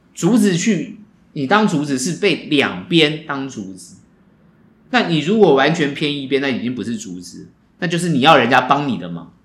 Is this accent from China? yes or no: no; Taiwan; 我们台湾人